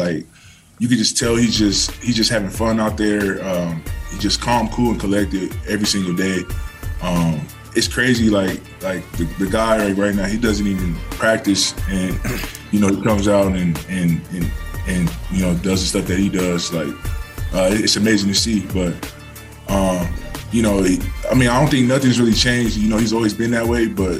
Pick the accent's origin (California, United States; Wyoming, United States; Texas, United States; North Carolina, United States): California, United States; But just growing up in Southern Cal and then coming out here, I didn't know what to expect.